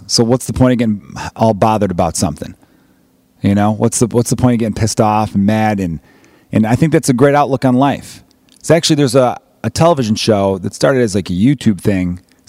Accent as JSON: {"language": "English", "town": "Chicago", "region": "Illinois", "country": "United States", "said": "me being an American from Chicago but claiming Irish heritage"}